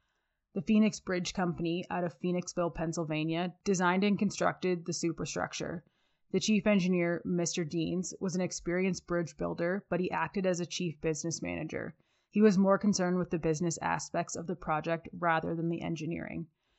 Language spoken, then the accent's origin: English; Canada; while I am Canadian, my French is not very good.